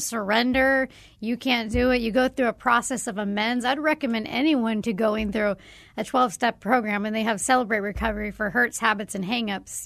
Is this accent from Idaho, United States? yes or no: no; Arizona, United States; growing up in Arizona